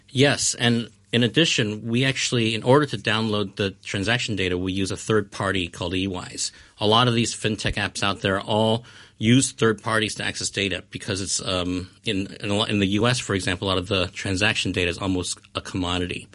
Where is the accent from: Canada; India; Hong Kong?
Hong Kong; moved away as an adult; also born or lived in Chicago, United States; I was born and raised in Hong Kong, and I lived here until, you know, the, uh, university age